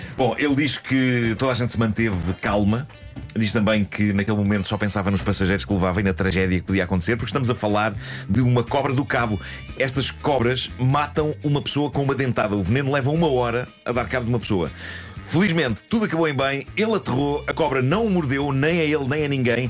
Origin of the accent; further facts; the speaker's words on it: Lisbon, Portugal; eu sou de Lisboa e este último parágrafo podia descrever facilmente a minha vida nas ruas da capital